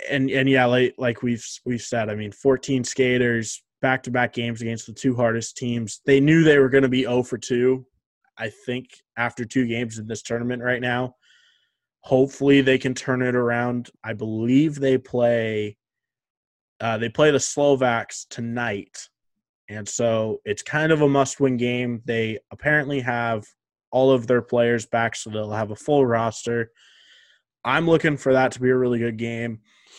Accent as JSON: {"language": "English", "country": "Canada", "said": "it was frustrating as a Canadian fan"}